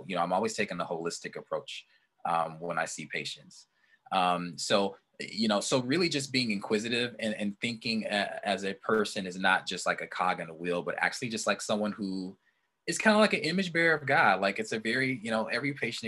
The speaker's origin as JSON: {"language": "English", "area": "southwest suburbs of Chicago", "region": "Illinois", "country": "United States", "tie": "born or raised there", "said": "I went to a faith bank in the southwest suburbs of Chicago near my hometown."}